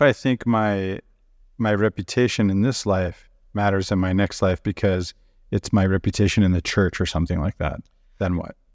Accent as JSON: {"language": "English", "country": "Venezuela", "tie": "born or raised there", "moved": "yes", "said": "I grew up in South America and Venezuela"}